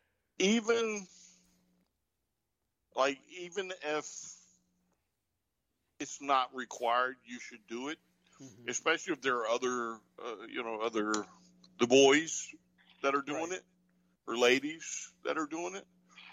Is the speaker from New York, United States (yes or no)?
no; North Carolina, United States; I'm from North Carolina, it's my first time in Virginia.